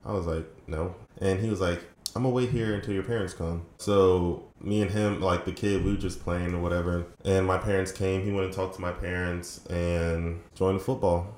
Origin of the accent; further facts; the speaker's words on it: Fredericksburg, Virginia, United States; moved away as an adult; also born or lived in Woodbridge, Virginia / Dumfries, Virginia; now in Orlando, United States; I was born in Woodbridge, which is kind of close to Springfield, and Dumfries then I moved to Fredericksburg when I was around four or five and lived there ever since